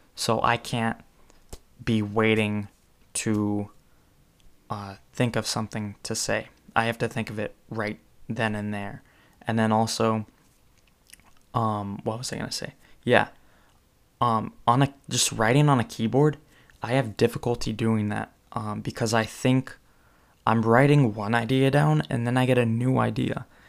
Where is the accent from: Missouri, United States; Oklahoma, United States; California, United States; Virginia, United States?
California, United States; I'm from California